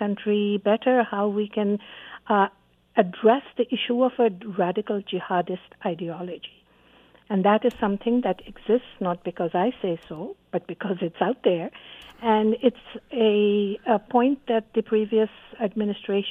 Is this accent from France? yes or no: no; Canada; as a Canadian